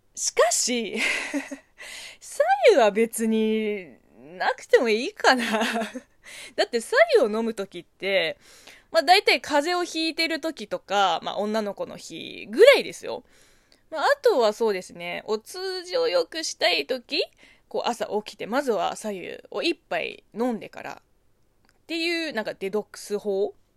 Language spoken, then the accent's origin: Japanese; China; Japanese is a second language; moved away; 中国生まれ中国育ち